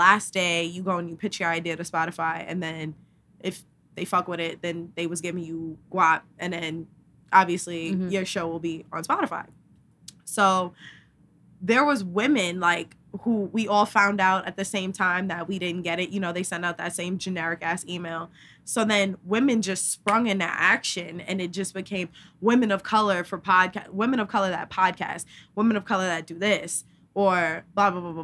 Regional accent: New York, United States; we are from New York

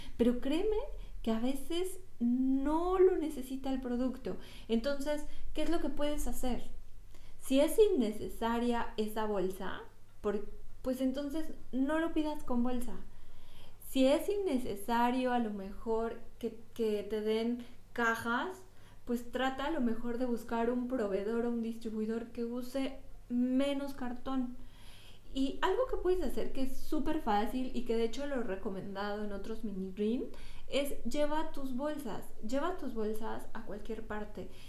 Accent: Toluca, State of Mexico, Mexico; moved away; la ciudad de Toluca, de donde yo soy

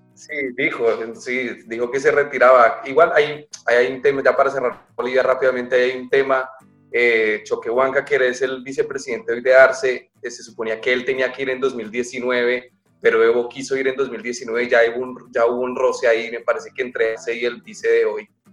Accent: Colombia; mi país, en Colombia

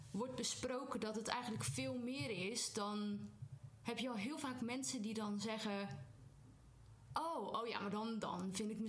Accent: Zeeland, Netherlands; En ik ben Zeeuws en ik ben een hele trotse Zeeuw.

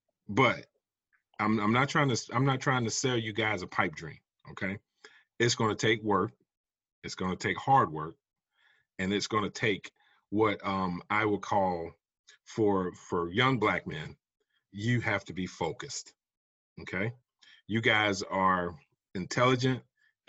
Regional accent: South Carolina, United States; moved away as an adult; also born or lived in Georgia / Texas; now in Raleigh-Durham, United States; I'm originally from South Carolina.

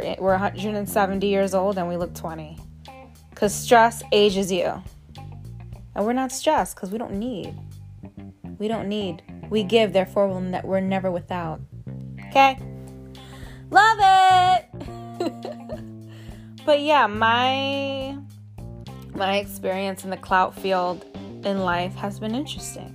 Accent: New York City, New York, United States; also born or lived in Atlanta, Georgia; I'm a New Yorker

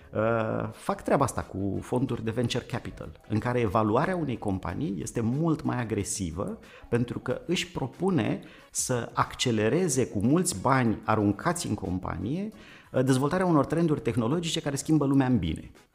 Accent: Vadu Pașii, Buzău County, Romania; Eu sunt uh, născut în uh, satul Vadu Pașii de lângă Buzău

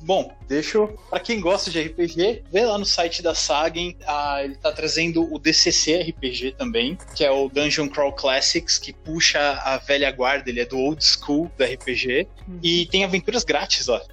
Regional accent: Brazil; aqui o Brasil

